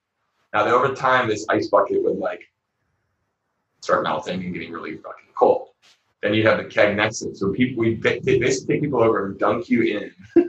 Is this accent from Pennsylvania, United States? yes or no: yes; Pittsburgh, Pennsylvania, United States; I'm from Pennsylvania, and in Pittsburgh, I mean, there's obviously a healthy amount of Democratic people, but like I did grow up in a more conservative, like Republican area.